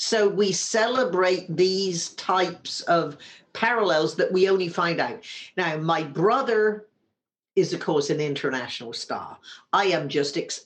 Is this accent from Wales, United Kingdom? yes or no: no; Wimborne, South West England, United Kingdom; now in San Francisco, United States; when we were growing up in Wimborne, Dorset, in the south of England